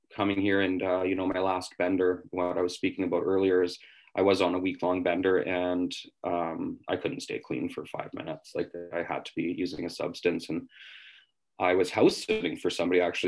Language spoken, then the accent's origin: English; West Kootenays, British Columbia, Canada; moved away as an adult; now in Vancouver, Canada; I'm from the West Kootenays, uh, which is about seven hours out of Vancouver